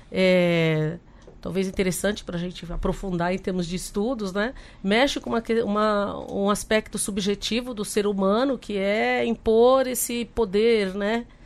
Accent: Guarulhos, São Paulo, Brazil; Então, eu sou lá de Guarulhos, tem a Unifesp, né, há 10 anos na, na, região

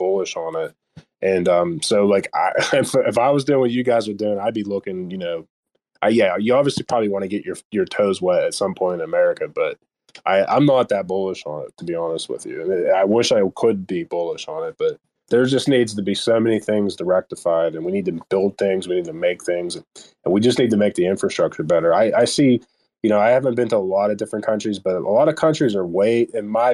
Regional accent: Pittsburgh, Pennsylvania, United States; I'm from Pittsburgh area

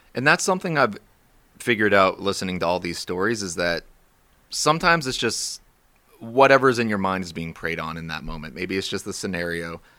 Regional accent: Warrenton, Virginia, United States; also born or lived in Romania; I grew up in Warrenton, went to school there, went to high school at Liberty and Bealeton

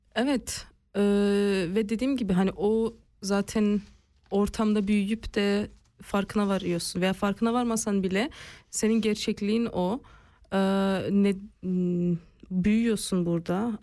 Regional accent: Basel, Basel-Stadt, Switzerland; also born or lived in Bern; Basel'de doğdum ve Basel'de büyüdüm. E, arada Bern'de yaşadığımız da oldu

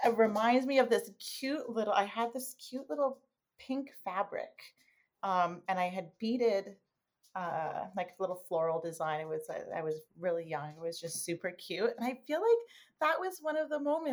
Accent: Toronto, Ontario, Canada; I was born and raised in Toronto

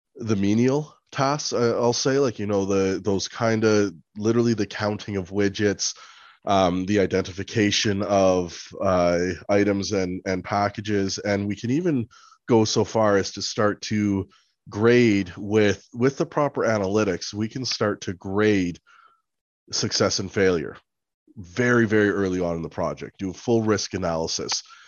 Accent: Nairobi, Kenya; I was born in Nairobi, Kenya

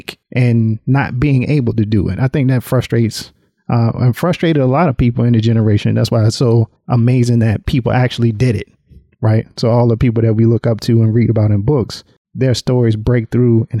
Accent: North Carolina, United States; now in Atlanta, United States; I grew up in North Carolina. Now I'm in Atlanta

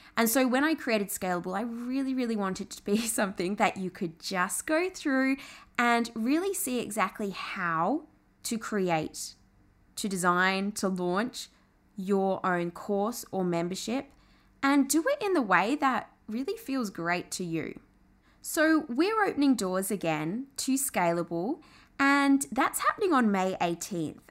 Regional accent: England, United Kingdom; now in Australia; I'm Australian, although I did grow up in England, but moved to Australia, half Australian, my mum's Aussie

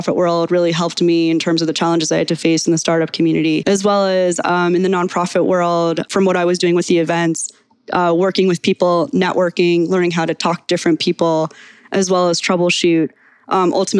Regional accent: Charleston, South Carolina, United States; now in Atlanta, United States; I'm originally from Charleston, South Carolina. Been in Atlanta for a few years

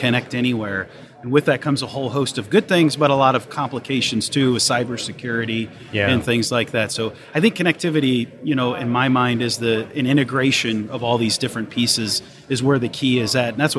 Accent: Cleveland, Ohio, United States; now in Houston, United States; So, but I grew up in Cleveland, and then my dad, with his job, we moved all over the place. So I like to say Yankee by birth, Texan by choice.

